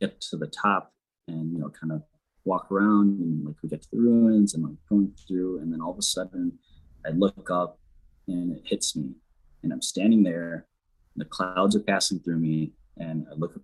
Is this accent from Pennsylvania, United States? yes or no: no; Millington, Michigan, United States; growing up in Millington